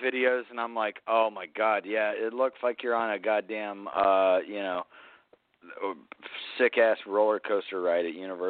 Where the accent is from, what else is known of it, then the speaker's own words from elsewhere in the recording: South Carolina, United States; where I grew up in South Carolina, because like it was like an hour from Charleston, which was like essentially like the hub of the South back then